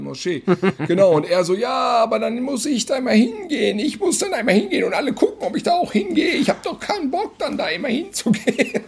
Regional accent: Germany; dass wir aus Deutschland kommen

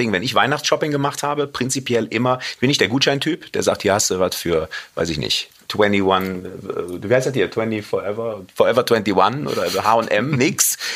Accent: Cologne, North Rhine-Westphalia, Germany; weil ich ja Rheinländer bin, als Kölner, muss eine Bratwurst sein.

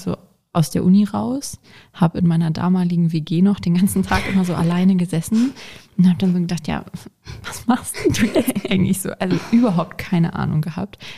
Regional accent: Hanover, Lower Saxony, Germany; bin 22 Jahre alt und komme aus Hannover

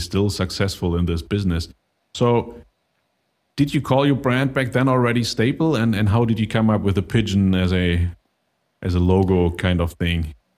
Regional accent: Germany; I'm from Germany

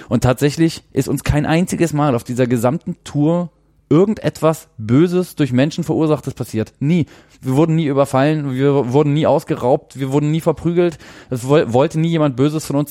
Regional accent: Germany; als Deutscher

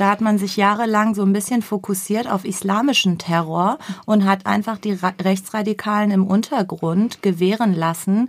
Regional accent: Germany; wir, und ich betone wir, auch wir sind Deutsche

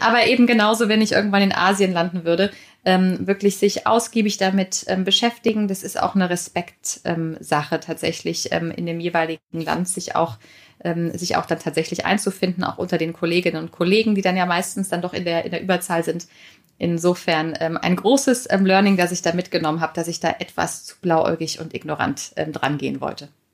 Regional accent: Germany; bei uns in Deutschland

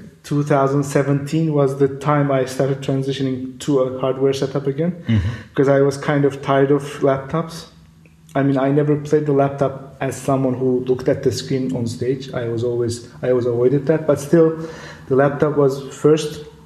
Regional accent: Istanbul, Turkey; moved away as an adult; now in Berlin, Germany; I'm a self-taught electronic musician who was born and raised in Istanbul, but has been living in Berlin since mid-2014

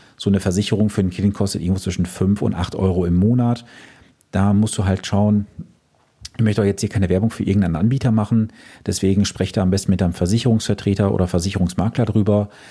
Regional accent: Germany; bei uns in Deutschland

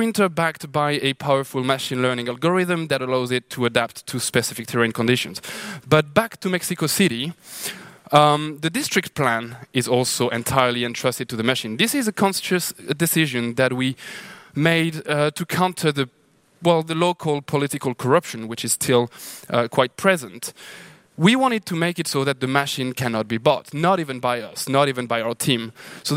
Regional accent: Lahore, Punjab, Pakistan; also born or lived in New Delhi, India; now in Sao Paulo, Brazil; I'm from Lahore, Pakistan

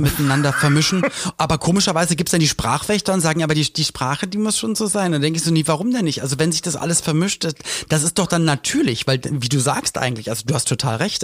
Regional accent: Germany

